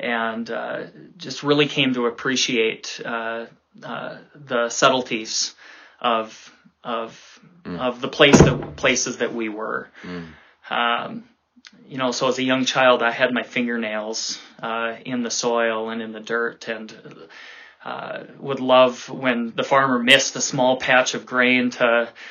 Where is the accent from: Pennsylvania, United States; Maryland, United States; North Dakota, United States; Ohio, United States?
North Dakota, United States; Grand Forks; I grew up in Grand Forks, North Dakota